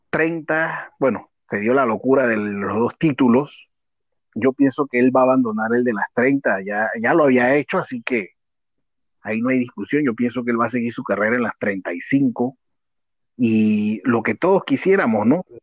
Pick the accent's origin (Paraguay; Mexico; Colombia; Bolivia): Mexico; Sí, eh, digo, como buen mexicano, recordemos